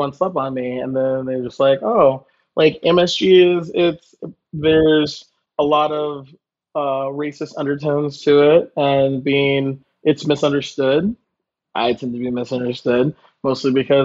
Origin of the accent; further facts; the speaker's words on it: the South, United States; I'm from the South